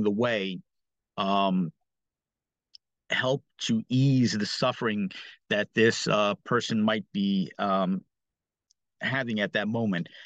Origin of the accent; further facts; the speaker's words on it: New York City, New York, United States; growing up in New York City, specifically in Brooklyn